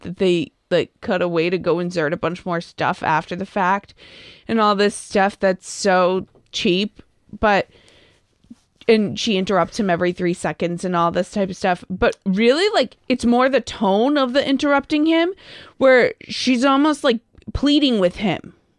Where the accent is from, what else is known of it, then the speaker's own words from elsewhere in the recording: Lexington, Massachusetts, United States; also born or lived in Framingham, Massachusetts; I was born in Framingham and raised in Lexington